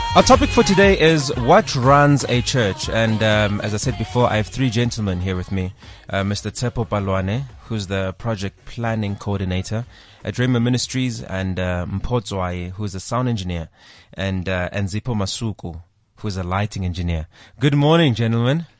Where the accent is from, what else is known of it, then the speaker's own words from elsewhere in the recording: South Africa; if you're from South Africa, you will actually notice just how secular our country really is